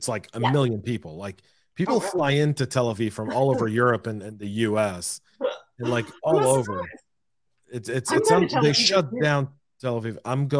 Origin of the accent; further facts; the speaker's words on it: United States; you may have been born and raised in America, but you're more Israeli than most Israelis.